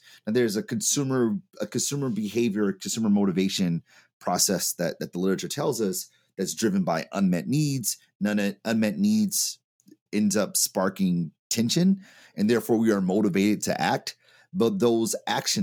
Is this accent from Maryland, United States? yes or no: no; Detroit, Michigan, United States; Product of Detroit, Michigan